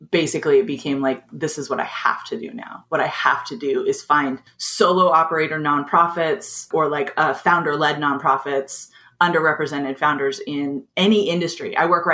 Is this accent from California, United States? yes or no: yes; Southern California, United States; also born or lived in East Bay, California; I've lived in Southern California almost like for most of my life